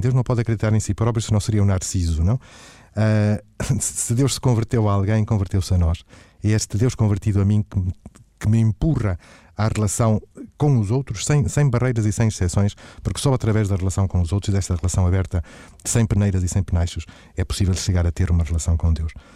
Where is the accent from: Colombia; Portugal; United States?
Portugal; Matosinhos, Norte; eu sou natural de Matosinhos